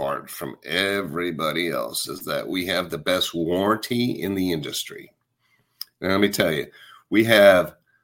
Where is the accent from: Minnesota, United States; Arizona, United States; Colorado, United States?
Colorado, United States; also born or lived in Texas; now in Florida, United States; I grew up in Colorado